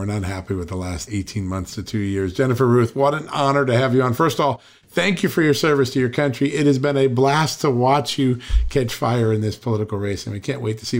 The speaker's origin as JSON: {"language": "English", "region": "Virginia", "country": "United States", "tie": "born or raised there", "said": "my home state of Virginia"}